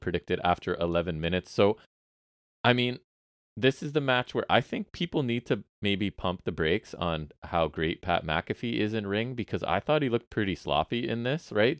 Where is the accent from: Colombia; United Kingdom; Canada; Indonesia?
Canada; as Canadian people